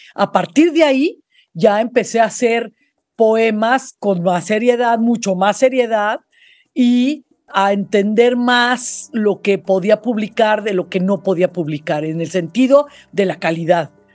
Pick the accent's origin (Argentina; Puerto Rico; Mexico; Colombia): Mexico; Mexico City; yo crecí en la Ciudad de México, yo soy de la Ciudad de México